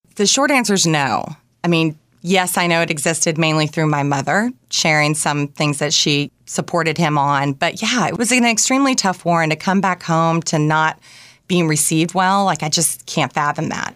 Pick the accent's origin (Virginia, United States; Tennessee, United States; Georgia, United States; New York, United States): Tennessee, United States; Bluff City; moved away; I grew up in a town called Bluff City. It was population 1500, located in East Tennessee